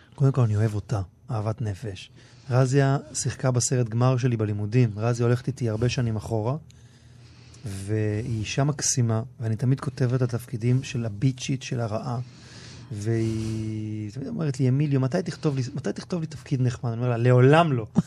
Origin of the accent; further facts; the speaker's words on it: Ra'anana, Central District, Israel; also born or lived in Tel Aviv; חבורה של גברים שגדלתי איתם מגיל מאוד צעיר, גדלנו ברעננה